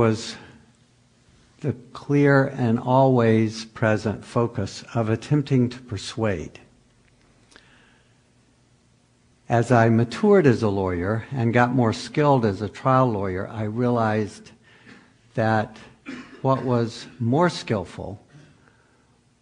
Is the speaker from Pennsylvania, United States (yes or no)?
no; Pickens County, South Carolina, United States; moved away as an adult; now in California, United States; I'm from Pickens County, South Carolina, and come from about 8 or 9 generations of Southern Baptist preacher